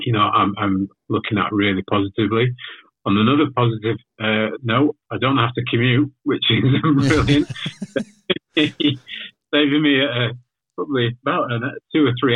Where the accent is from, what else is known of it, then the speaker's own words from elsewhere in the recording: Leeds, Yorkshire and the Humber, United Kingdom; also born or lived in Manchester; I'm actually from the UK. So I'm from Leeds originally.